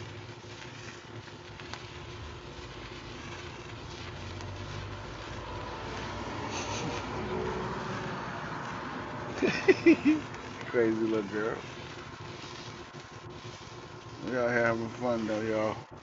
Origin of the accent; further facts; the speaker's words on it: New York, United States; I'm from New York, Queens.